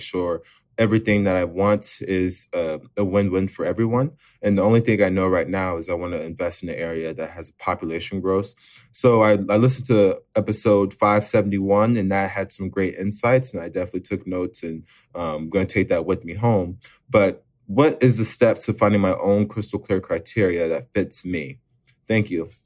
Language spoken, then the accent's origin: English; Austin, Texas, United States; now in Lawrence, United States; I'm from Austin, Texas, living in Lawrence, Kansas